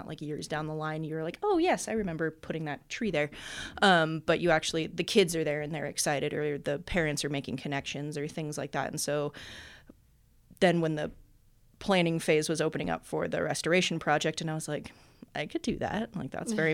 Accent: Sparks, Nevada, United States; I was born and raised in Sparks technically, but you know, Reno, Sparks, all the same thing. So I've lived here my entire life

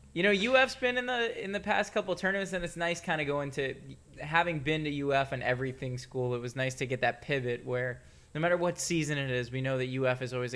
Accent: South Florida, United States; I was a Miami Hurricanes fan growing up in South Florida

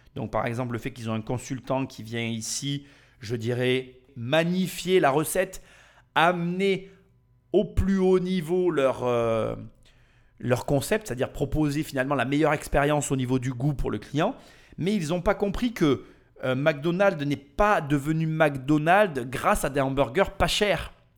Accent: France; nous français

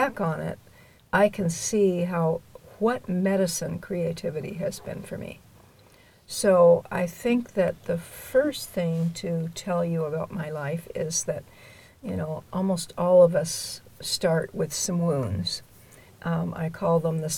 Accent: Southern California, United States; I grew up in Southern California

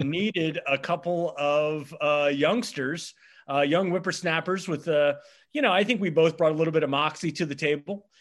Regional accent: Nassawadox, Virginia, United States; moved away as an adult; also born or lived in Hawaii; now in Philadelphia, United States; I grew up on the eastern shore of Virginia, uh, which is, uh, the peninsula that's actually attached to Maryland

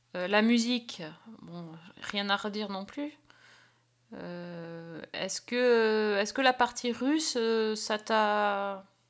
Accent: France; chez nous en France

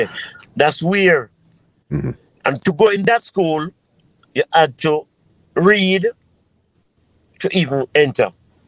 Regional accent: Kingston, Jamaica; born there; Well, you know, I was born in Kingston, Jamaica. And I born 1958

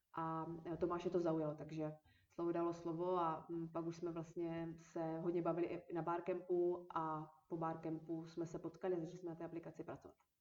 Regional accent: Moravia, Czechia; moved away as an adult; also born or lived in Olomouc / Prague; protože já jsem studovala v Olomouci a jsem z Moravy.

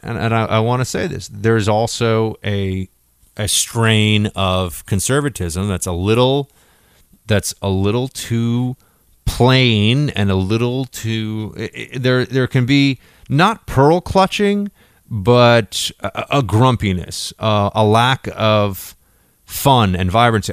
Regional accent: New York City, New York, United States; I grew up in New York City

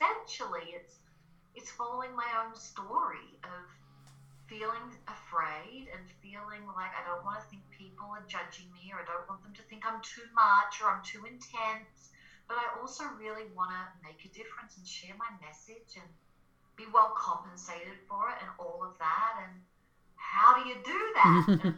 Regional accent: Australia; accent: Australian; now in Colorado, United States; I'm Australian, so that's my accent. It's a little bit less these days. I'm living in Colorado and I've been here for a long time, but I was a singer, a songwriter, performer back in the day in Australia

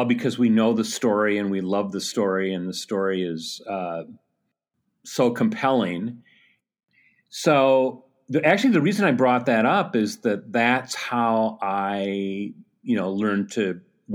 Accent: Madison, Wisconsin, United States; I grew up in Madison, Wisconsin

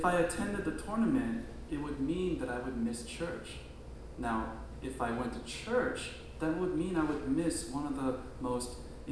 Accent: New Jersey, United States; also born or lived in Korea / upstate New York; I grew up in Korea, moved to the U.S. when I was in first grade in New Jersey, and I went to school in upstate New York

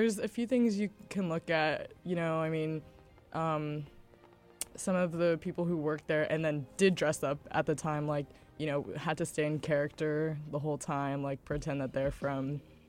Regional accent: Sacramento, California, United States; I grew up in Sacramento

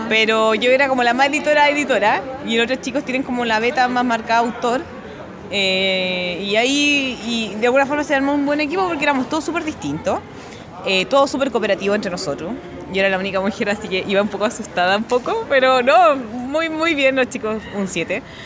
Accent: Chile; Uno, uno como chileno y latinoamericano

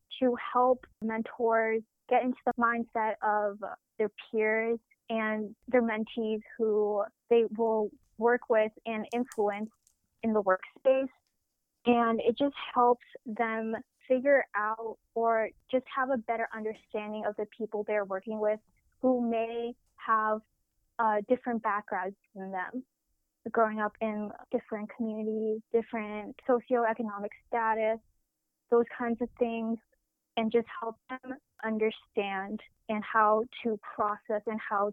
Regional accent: Chicago, Illinois, United States; I'm from Chicago, Illinois

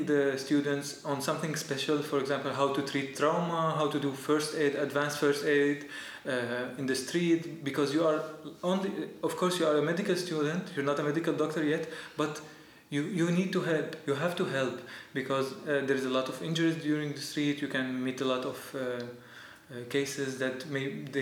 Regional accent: Aleppo, Aleppo Governorate, Syria; English is a second language; moved away as an adult; now in Berlin, Germany; I'm from Aleppo. Mm-hmm. And I live all my life since till the last year in Aleppo.

